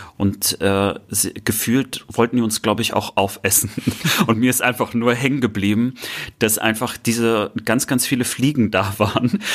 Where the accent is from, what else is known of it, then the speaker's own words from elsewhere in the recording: Germany; weil es meine Heimat ist